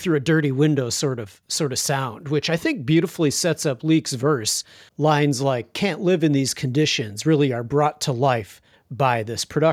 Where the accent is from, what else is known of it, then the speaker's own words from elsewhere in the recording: Chicago, Illinois, United States; my hometown, Chicago